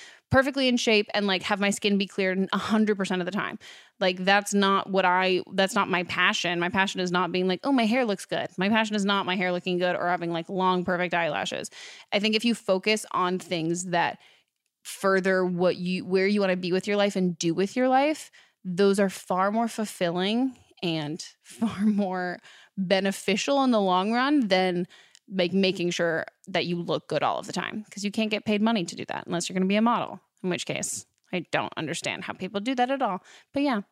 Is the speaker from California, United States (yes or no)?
yes; near San Francisco, California, United States; I grew up near San Francisco